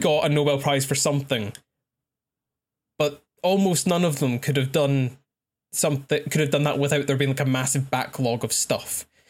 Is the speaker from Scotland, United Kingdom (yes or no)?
yes; Scotland, United Kingdom; I'm Scottish.